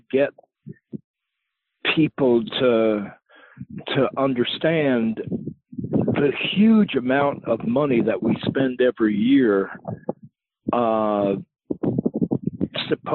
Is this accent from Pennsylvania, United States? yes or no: no; Long Island, New York, United States; I grew up on Long Island